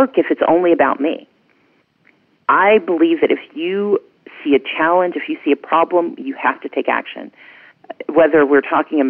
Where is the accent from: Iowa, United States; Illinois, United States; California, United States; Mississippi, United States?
Mississippi, United States; now in Georgia, United States; I grew up poor in Mississippi